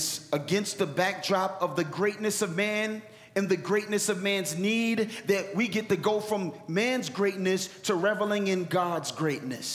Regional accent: Philadelphia, Pennsylvania, United States; Philly, my hometown

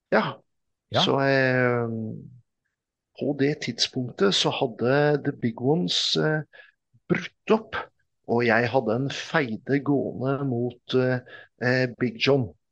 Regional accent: Oslo, Norway; also born or lived in Mortensrud; jeg er jo fra Oslo

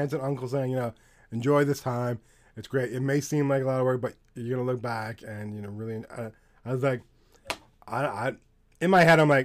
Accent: Canada; I'm from Canada

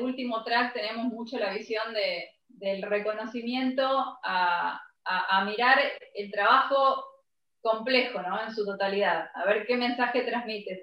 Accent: Argentina; yo nací en Argentina, mi país es recontra rockero

